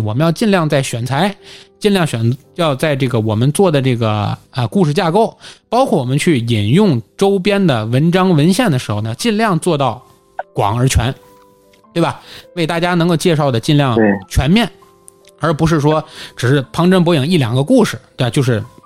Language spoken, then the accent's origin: Chinese; Tianjin, China; accent: Tianjin; 大家其实还能听出来我是一个土生土长的天津人，对吧？无论是我的方言土语，还是我的尾音，都明显是天津人